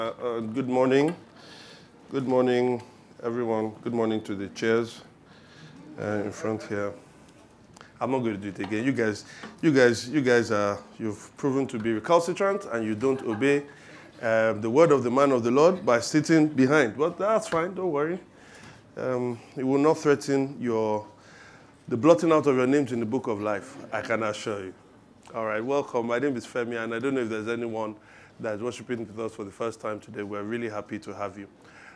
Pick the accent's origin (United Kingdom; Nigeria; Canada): United Kingdom; England; I like my toast done on one side. You can hear it in my accent when I talk.